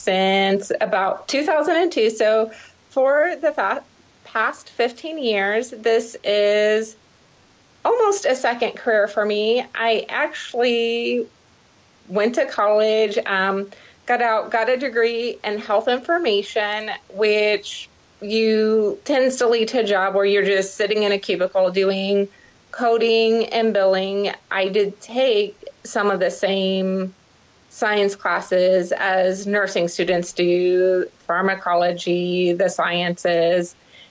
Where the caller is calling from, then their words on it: Columbus, Ohio, United States; I am actually calling from Columbus, Ohio.